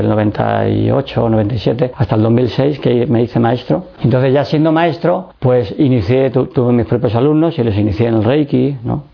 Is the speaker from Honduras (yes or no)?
no; Madrid, Community of Madrid, Spain; also born or lived in Seville / Écija; nací en Sevilla y estuve viviendo hasta los 7 años en, en Écija, un pueblo de Sevilla, muy conocido, eh, donde más calor hace en toda España. y allí estuve estudiando con los salesianos y luego ya mm, tuvimos que emigrar a Madrid